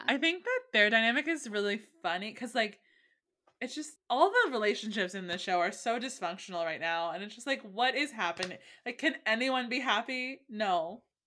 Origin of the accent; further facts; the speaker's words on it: California, United States; I grew up in California